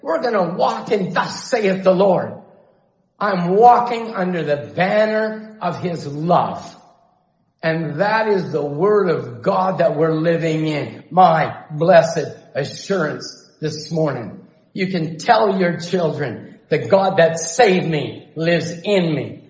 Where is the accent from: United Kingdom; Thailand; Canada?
Canada; Chilliwack, British Columbia; I grew up in Chilliwack.